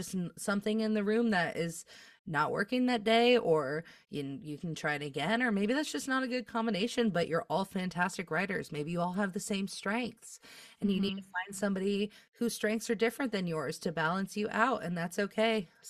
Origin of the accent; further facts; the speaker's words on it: Midwest, United States; I feel like as a Midwesterner, you can probably relate to this.